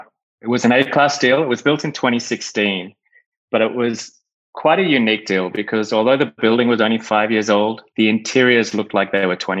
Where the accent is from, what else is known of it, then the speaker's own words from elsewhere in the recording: Australia; also born or lived in United Kingdom / Europe / Chicago; now in Miami, United States; So originally, I'm from Australia. I've moved around a fair bit